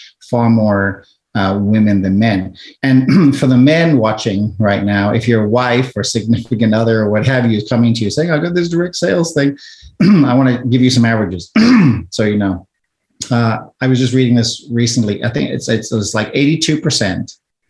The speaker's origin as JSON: {"language": "English", "country": "South Africa", "moved": "yes", "lives_now": "United States", "said": "I'm an immigrant from South Africa. When we emigrated here to the United States and we left during apartheid in South Africa"}